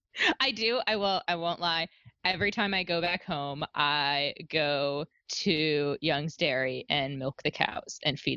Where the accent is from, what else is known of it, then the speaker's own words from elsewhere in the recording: Beavercreek, United States; moved away; I grew up in Beaver Creek